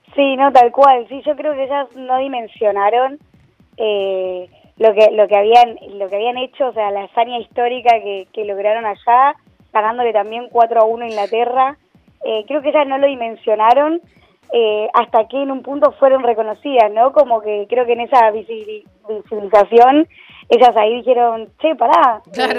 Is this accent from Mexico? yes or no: no; Argentina; como argentinos y como país futbolero